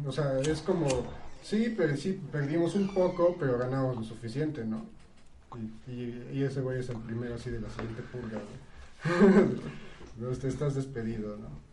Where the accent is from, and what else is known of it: Mexico